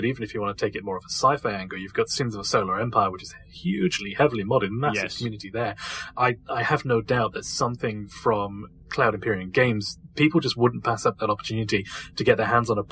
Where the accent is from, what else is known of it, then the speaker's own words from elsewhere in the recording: United Kingdom; If the accent hasn't given it away already, I am actually British